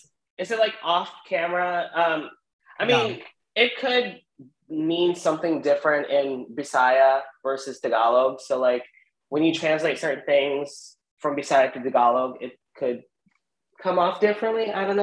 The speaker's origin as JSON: {"language": "English", "country": "United States", "also_born_or_lived": "Columbus, Ohio", "said": "So as an American, well, a Filipino American"}